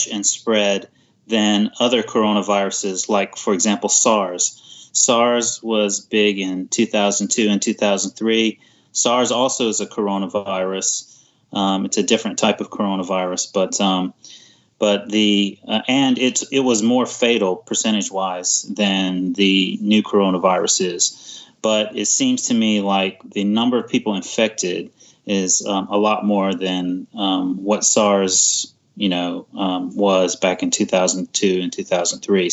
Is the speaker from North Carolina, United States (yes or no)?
yes; North Carolina, United States; moved away as an adult; now in Fukuoka, Japan; I'm originally from North Carolina, and I live in Fukuoka